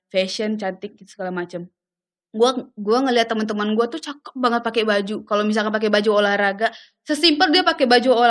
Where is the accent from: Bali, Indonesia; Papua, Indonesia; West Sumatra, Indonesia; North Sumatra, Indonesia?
West Sumatra, Indonesia; Padang; moved away as an adult; now in Jakarta, Indonesia; kayak gue kan dari Padang ke Jakarta jujur gue tuh nggak tahu jablay itu dulu apa